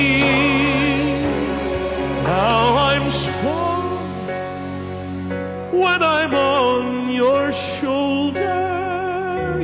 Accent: Texas, United States; I'm a Texan

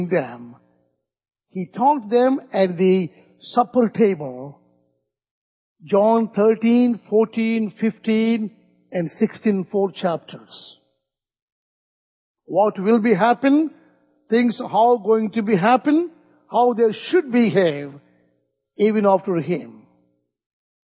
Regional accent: India; work for the Lord in our country

